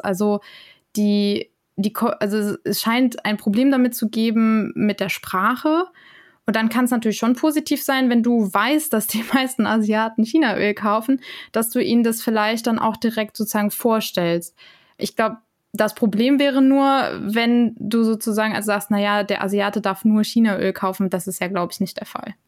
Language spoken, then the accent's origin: German; Germany; ich komme aus Deutschland